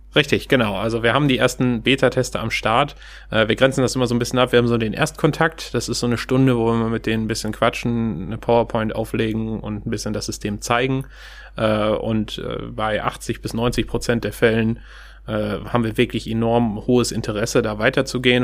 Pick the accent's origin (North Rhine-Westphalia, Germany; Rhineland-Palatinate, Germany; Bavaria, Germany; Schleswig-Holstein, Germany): North Rhine-Westphalia, Germany; Steinhagen; moved away as an adult; also born or lived in Kiel / Stuttgart; now in Hamburg, Germany; ursprünglich komme ich aus Steinhagen bei Bielefeld